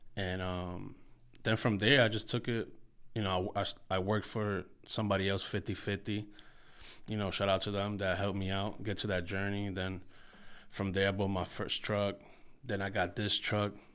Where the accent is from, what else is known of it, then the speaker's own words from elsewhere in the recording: Paterson, New Jersey, United States; I'm from Market Street, Patterson, New Jersey. That's the hood where I grew up when I was younger